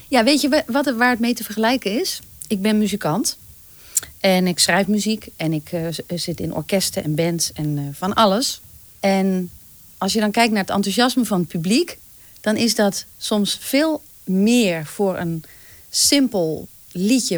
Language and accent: Dutch; North Brabant, Netherlands; accent: Brabants; moved away; also born or lived in Twente; in Brabant, waar ik vandaan kom